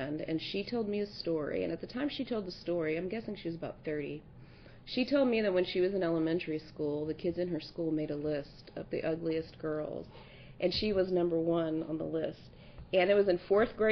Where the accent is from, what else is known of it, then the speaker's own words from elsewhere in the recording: South Louisiana, United States; also born or lived in Kansas; So I was born in Kansas, but I grew up in South Louisiana.